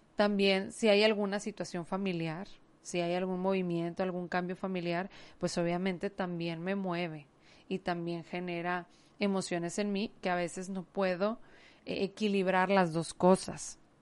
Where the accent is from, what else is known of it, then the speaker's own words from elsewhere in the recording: Mexico; aquí en mi país